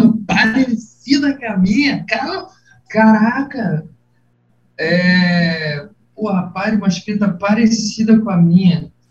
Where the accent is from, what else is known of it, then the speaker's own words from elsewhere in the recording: Nilópolis, Rio de Janeiro, Brazil; moved away as an adult; also born or lived in Botafogo, Rio de Janeiro; now in Rio de Janeiro, Brazil; sou de Nilópolis, da cidade de Nilópolis, Baixada Fluminense do Rio de Janeiro